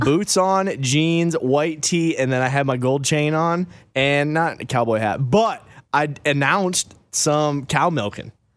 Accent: Wyoming, United States; moved away; also born or lived in Michigan; we grew up originally in Wyoming and everybody wrestled there, okay? So I moved to Michigan

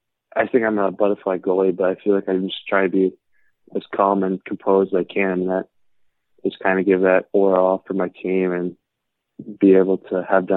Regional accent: South Lyon, Michigan, United States; Yeah, so I grew up in South Lyon, Michigan. I've lived here almost my whole life, and it's located 20 minutes from Plymouth, where the USHL is.

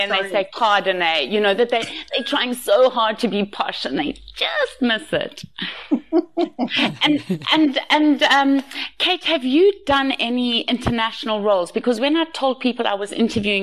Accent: South Africa; also born or lived in Antibes, France; now in France; as a South African abroad

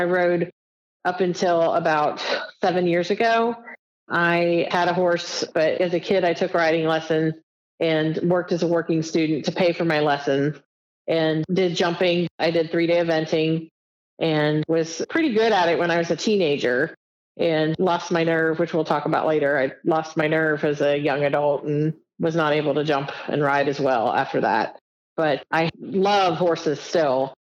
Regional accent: Edgewood, Kentucky, United States; also born or lived in San Antonio, Texas; I was born in San Antonio, Texas. I was an Army baby. We moved around a lot, but then settled in Northern Kentucky, in Edgewood, Kentucky, which is near Cincinnati, Ohio. I lived there until very, very recently.

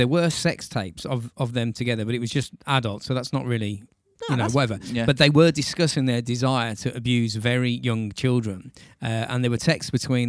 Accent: Wales, United Kingdom; I'm from Wales.

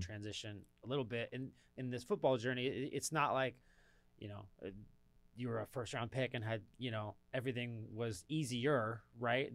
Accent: Southern California, United States; now in Atlanta, United States; I'm from Southern California

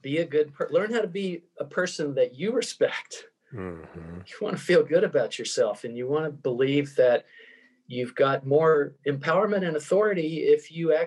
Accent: Tennessee, United States; now in Vancouver, Canada; I'm originally from Tennessee, if you notice the accent

